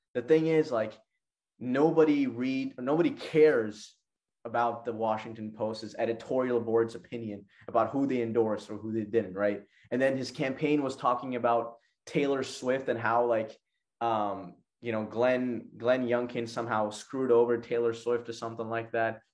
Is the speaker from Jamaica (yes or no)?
no; Pakistan; my country, Pakistan